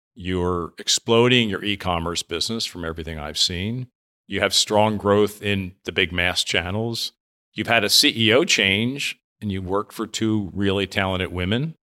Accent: near Reading, Pennsylvania, United States; moved away; I grew up near Reading, Pennsylvania.

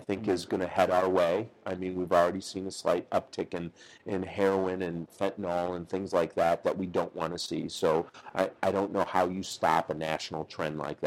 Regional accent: St. Paul, Minnesota, United States; moved away as an adult; now in Kansas City, United States; So when I grew up in St. Paul, Minnesota

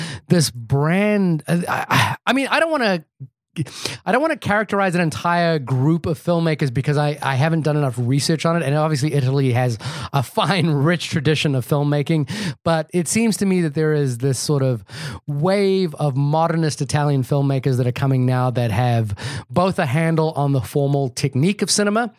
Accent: New Zealand; I'm from New Zealand.

